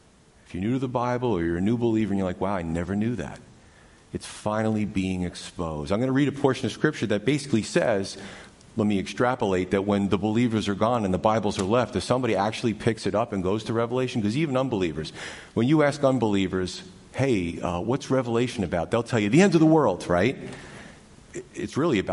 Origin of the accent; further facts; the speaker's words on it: New York, United States; growing up in New York